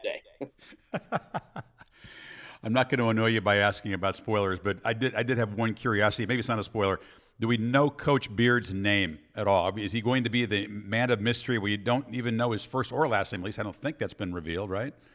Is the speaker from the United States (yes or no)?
yes; Chicago, Illinois, United States; We have our joint background growing up in Chicago